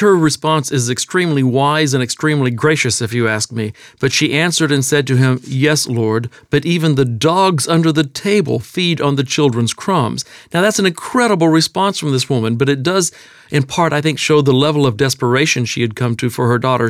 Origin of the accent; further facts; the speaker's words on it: Texas, United States; accent: Texas; I was born and raised in Texas